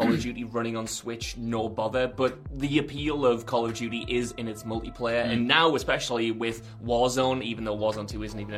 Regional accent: United Kingdom

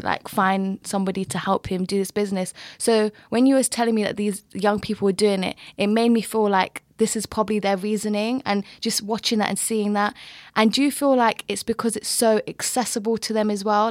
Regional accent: London, United Kingdom; moved away as an adult; also born or lived in Canterbury, Kent; I'm from Brent, but I went to university in Kent, in Canterbury.

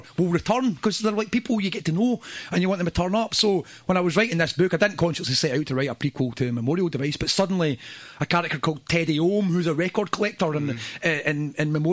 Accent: Airdrie, Scotland, United Kingdom; also born or lived in Glasgow; I grew up in Airdrie

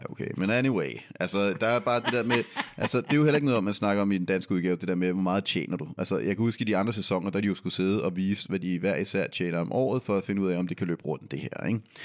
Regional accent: Denmark; vi er fra Danmark

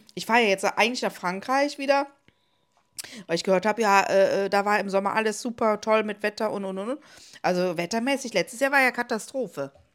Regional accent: Cologne, North Rhine-Westphalia, Germany; ein äh, Laden bei uns in Ports

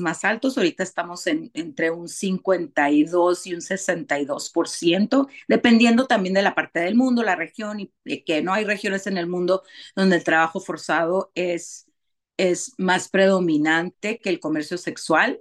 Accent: Tijuana, Baja California, Mexico; yo nací, y crecí en Tijuana

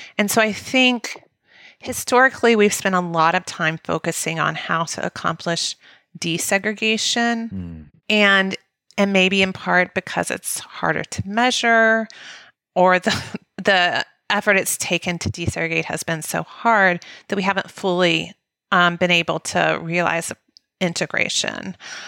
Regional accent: the South, United States; because of our experiences growing up in the South

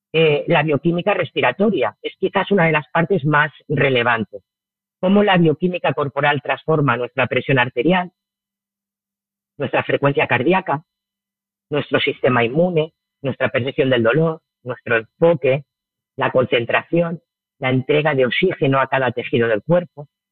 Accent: Barcelona, Catalonia, Spain; moved away as an adult; also born or lived in Murcia; now in Bali, Indonesia; yo soy de Barcelona y me fui a vivir a, Murcia ya hace bastantes años

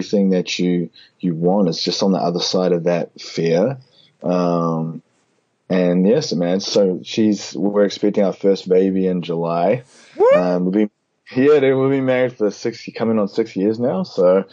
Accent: Auckland, New Zealand; moved away as an adult; also born or lived in Whanganui, New Zealand; now in New Orleans, United States; Auckland. I was born in Whanganui, but I lived in Auckland most of my life

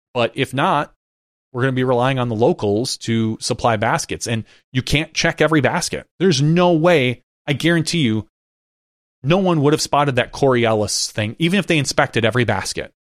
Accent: Fox Cities, Wisconsin, United States; I grew up up in the Fox Cities, which is kind of part of Kakana

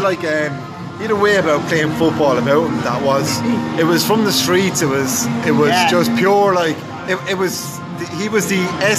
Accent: near Blarney, Munster, Ireland; I grew up near Blarney, so like the Blarney Castle is like, you know, the big tourist attraction for Americans.

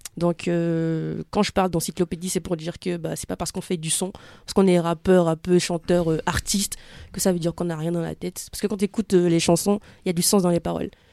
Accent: Benin; moved away; quand j'étais petite, parce que j'ai grandi au Bénin

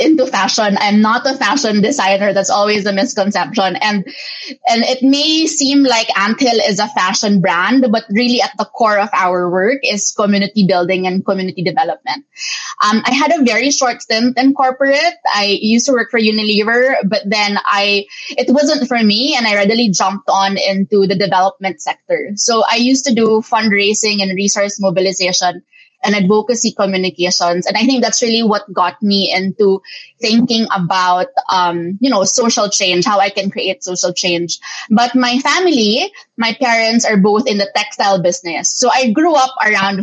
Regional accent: Philippines; my parents being Filipino Chinese expected me to take over the family business

